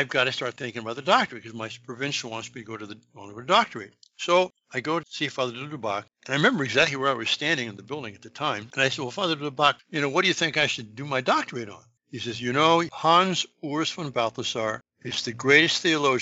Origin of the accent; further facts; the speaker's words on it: West Coast, United States; moved away as an adult; also born or lived in France; being in France as an American, you know, I'm from the West Coast, where the oldest things at the time were 50 years old.